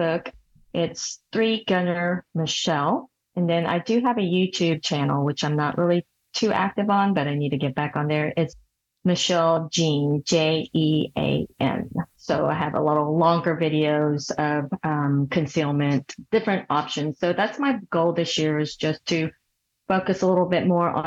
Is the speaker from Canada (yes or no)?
no; Seoul, South Korea; moved away; I was born in Seoul, Korea